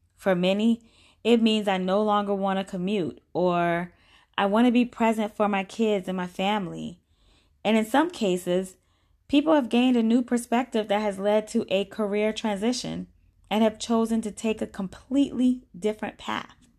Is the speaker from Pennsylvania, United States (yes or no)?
no; Orangeburg, South Carolina, United States; I grew up in Orangeburg, South Carolina